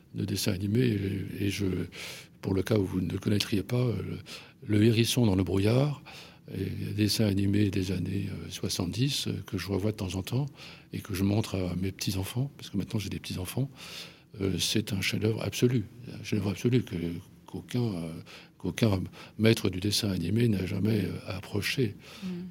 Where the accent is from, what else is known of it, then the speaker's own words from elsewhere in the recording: Paris, Île-de-France, France; je suis un Parisien, je suis un, Parisien euh, impénitent. Euh, euh, je suis né à Paris, j'ai vécu à Paris et je n'ai quitté Paris que pour les vacances